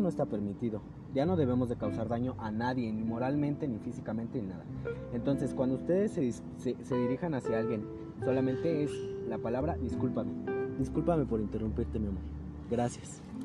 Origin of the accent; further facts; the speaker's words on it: Mexico; somos mexicanos